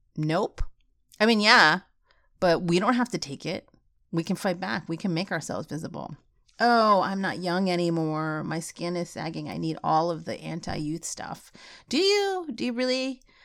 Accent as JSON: {"language": "English", "country": "United States", "tie": "born or raised there", "said": "I wasn't really Filipino because I was born in the States"}